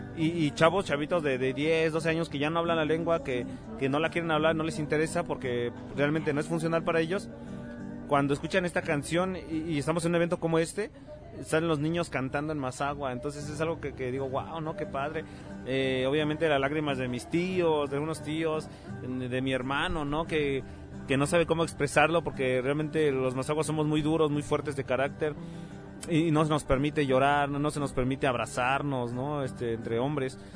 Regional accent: Mexico City, Mexico; nosotros que crecimos en barrio, en la Ciudad de México

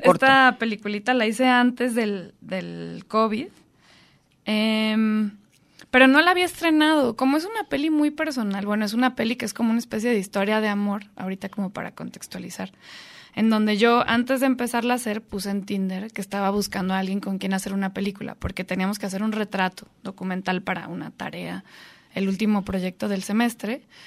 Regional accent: Guadalajara, Jalisco, Mexico; yo crecí en Guadalajara

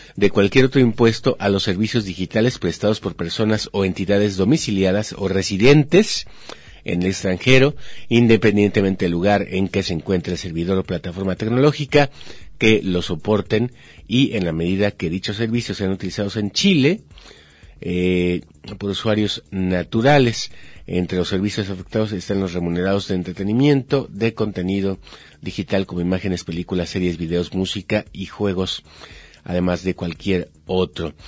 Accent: Mexico; somos mexicanos

